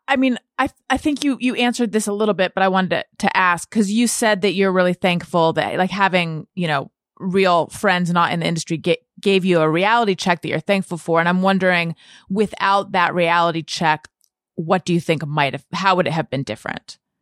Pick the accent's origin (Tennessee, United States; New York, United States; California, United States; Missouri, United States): California, United States; Corona del Mar; also born or lived in Costa Mesa; I'm from a little further down south, Corona del Mar, and then I went away to college, and then I came back and lived in Costa Mesa.